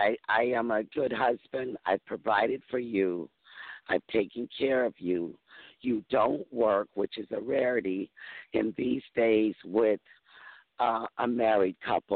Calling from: Mississippi, United States; I'm calling from Mississippi. I'm in a different time zone

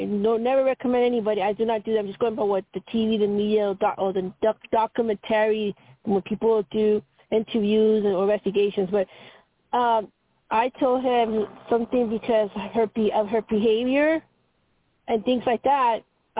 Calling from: Colorado, United States; Hi, Toni Greene … from Colorado.

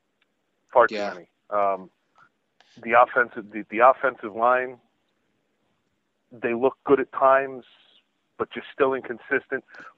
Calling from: Scranton, Pennsylvania, United States; Hi, I'm …. I'm from Scranton, Pennsylvania area.

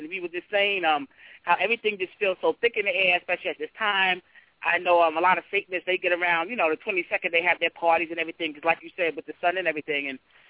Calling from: New York City, New York, United States; Because I'm calling from New York City.

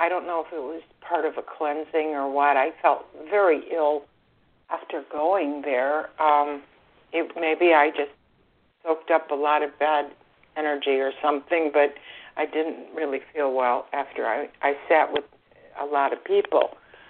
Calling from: Florida, United States; I'm calling from Florida.

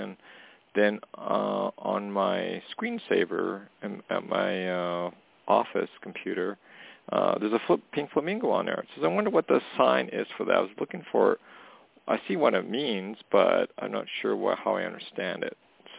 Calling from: Canada; calling from Canada.

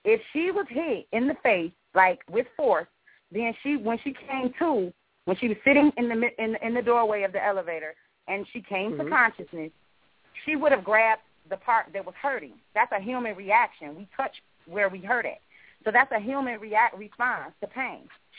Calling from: Jacksonville, Florida, United States; Jacksonville. Hi, this is

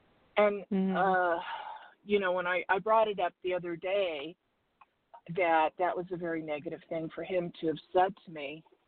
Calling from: Arizona, United States; in Arizona.

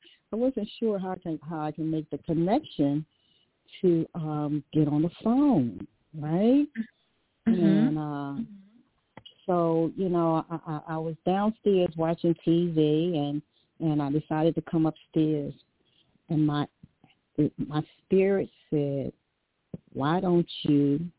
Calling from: Dover, Delaware, United States; I'm calling from Dover, Delaware.

